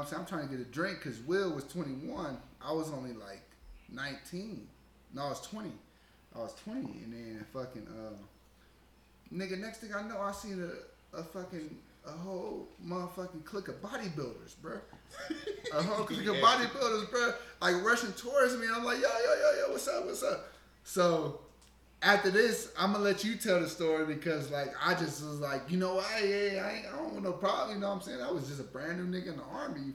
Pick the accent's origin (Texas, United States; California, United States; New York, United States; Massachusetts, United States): California, United States; Long Beach; I was from Long Beach.